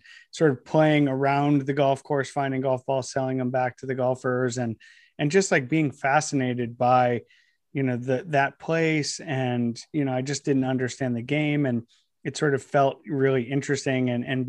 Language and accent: English; Ohio, United States; I grew up in Northeast Ohio, and when I was growing up, I watched a lot of the manufacturing that just surrounded the area that I lived just sort of up and disappear.